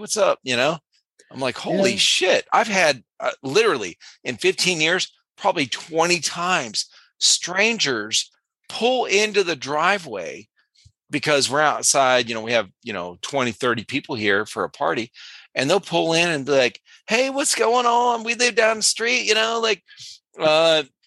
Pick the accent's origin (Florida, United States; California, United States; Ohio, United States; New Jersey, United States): Ohio, United States; Cleveland; moved away as an adult; now in South Carolina, United States; I grew up in Cleveland, Ohio